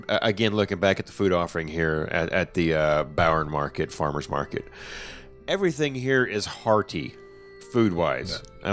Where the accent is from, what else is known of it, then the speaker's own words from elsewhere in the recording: Arkansas, United States; I'm from Arkansas.